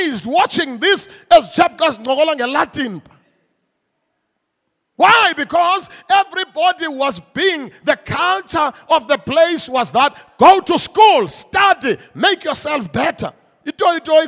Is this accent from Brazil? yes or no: no; Mthatha, Eastern Cape, South Africa; moved away; I come from the Transkei, old Transkei, Kulele Mtata, and right there, Mtata, we had a president in our homeland